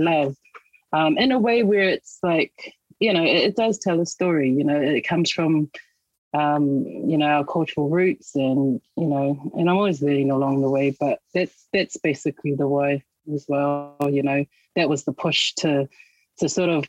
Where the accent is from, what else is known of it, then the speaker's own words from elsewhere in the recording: Auckland, New Zealand; I grew up out in West Auckland, and, you know, I didn't really know my culture that well.